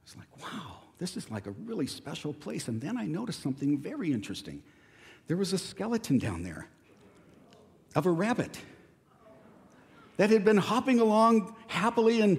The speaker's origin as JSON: {"language": "English", "town": "Escondido", "region": "California", "country": "United States", "tie": "born or raised there", "said": "growing up in Escondido, my family had a huge avocado grove right across the street"}